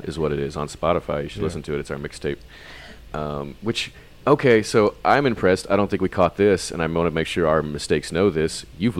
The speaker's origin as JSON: {"language": "English", "region": "Texas", "country": "United States", "tie": "born or raised there", "said": "despite growing up in Texas"}